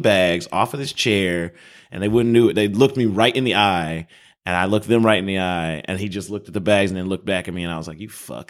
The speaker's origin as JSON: {"language": "English", "town": "Chicago", "region": "Illinois", "country": "United States", "said": "I'm not from Chicago"}